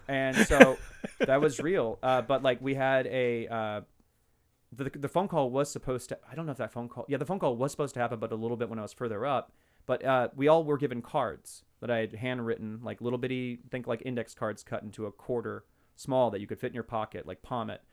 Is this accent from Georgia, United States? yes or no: no; Fort Worth, Texas, United States; moved away as an adult; also born or lived in Los Angeles; now in Portland, United States; I grew up in, uh, Texas. I was born in Fort Worth